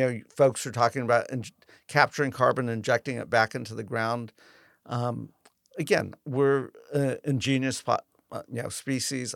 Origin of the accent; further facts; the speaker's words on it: Southern California, United States; now in Sacramento, United States; I grew up in Southern California